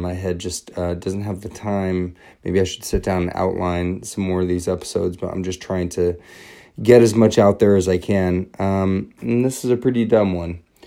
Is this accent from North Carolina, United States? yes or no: no; Everett, Washington, United States; now in Los Angeles, United States; I am from Everett, Washington, originally